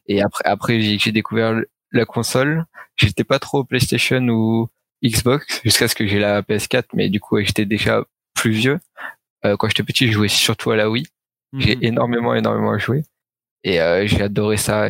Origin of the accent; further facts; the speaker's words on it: Suresnes, Île-de-France, France; d'où je viens, je viens du 92 à Suresnes, ouais. euh, à l'ouest de Paris. Euh, du coup, euh, j'ai grandi toujours euh, dans la même ville